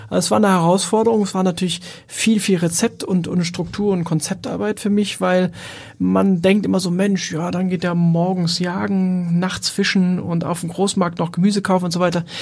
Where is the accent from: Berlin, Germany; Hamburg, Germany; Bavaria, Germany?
Hamburg, Germany; moved away as an adult; bin in Wohldorf aufgewachsen